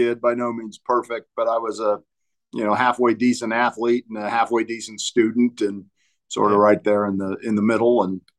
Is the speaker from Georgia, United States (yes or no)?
no; Champaign, Illinois, United States; now in Denver, United States; I grew up in Central Illinois, a town called Champaign.